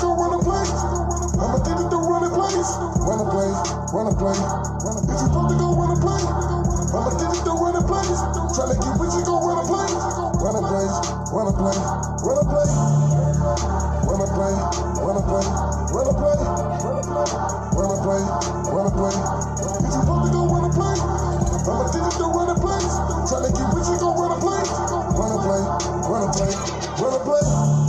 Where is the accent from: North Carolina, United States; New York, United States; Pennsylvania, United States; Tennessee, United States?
New York, United States; Staten Island; also born or lived in Antigua; So I'm from a third world country, and then we moved to the hood, which is Park Hill.